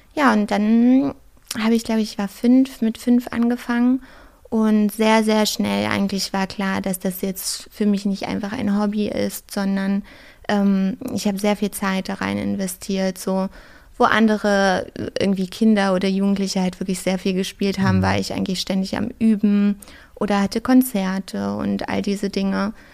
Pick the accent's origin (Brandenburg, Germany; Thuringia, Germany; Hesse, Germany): Brandenburg, Germany; now in Berlin, Germany; ich komme ja aus Brandenburg ursprünglich